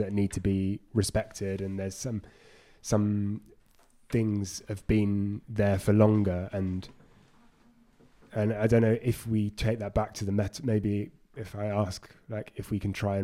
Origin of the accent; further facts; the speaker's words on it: London, United Kingdom; I grew up in London, a very multicultural city